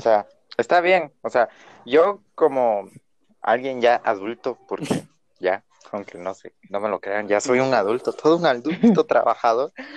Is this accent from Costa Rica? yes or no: no; Guatemala; yo conozco mi pueblo